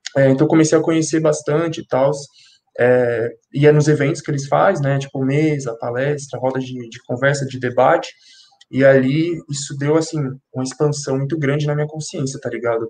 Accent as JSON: {"language": "Portuguese", "region": "São Paulo", "country": "Brazil", "tie": "born or raised there", "lives_now": "Guarulhos, Brazil", "said": "eu nasci e cresci em São Paulo, na, no extremo norte de São Paulo, na Brasilândia. É, na adolescência, eu me mudei para Guarulhos com a minha família"}